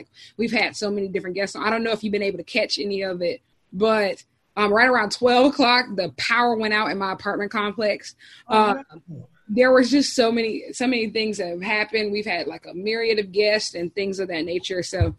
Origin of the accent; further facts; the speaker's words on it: Columbia, South Carolina, United States; I'm from Columbia.